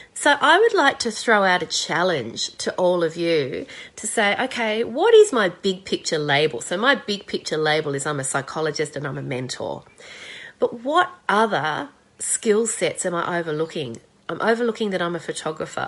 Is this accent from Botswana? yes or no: no; Australia